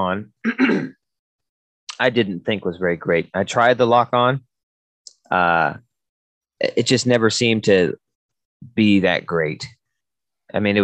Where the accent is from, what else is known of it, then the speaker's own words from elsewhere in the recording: Washington, United States; we're from Washington